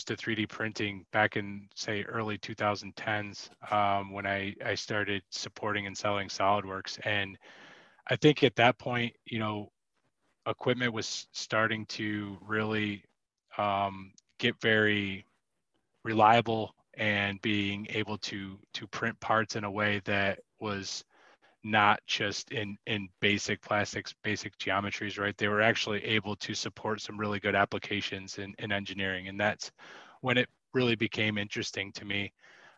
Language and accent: English; Western New York, United States; also born or lived in Chicago; I'm from Western New York. So I've been living here for about the last 12 years